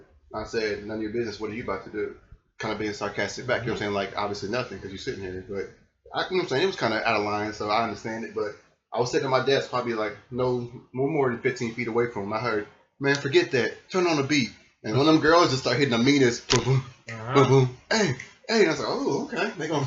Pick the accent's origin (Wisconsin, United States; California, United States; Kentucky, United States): Kentucky, United States; Louisville; also born or lived in Tulsa, Oklahoma; I'm from Tulsa, Oklahoma, originally. I moved to Louisville, Kentucky, about, kindergarten, first grade.